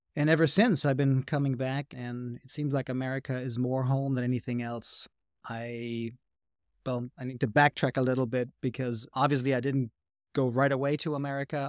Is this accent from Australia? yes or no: no; Hanau, Hesse, Germany; English is a second language; Hanau is my hometown, which is east of Frankfurt, and when I was growing up, Hanau was surrounded by American culture.